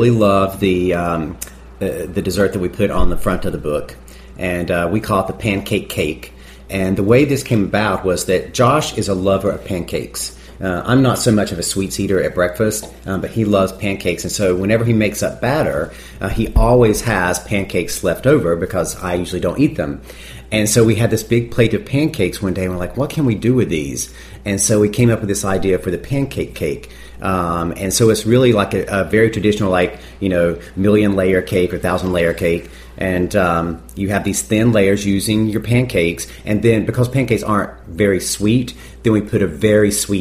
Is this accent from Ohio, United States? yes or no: no; North Carolina, United States; moved away; I grew up in North Carolina